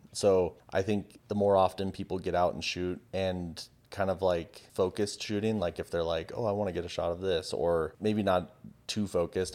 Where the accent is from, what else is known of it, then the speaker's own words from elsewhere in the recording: San Diego, California, United States; I grew up in San Diego. by the beach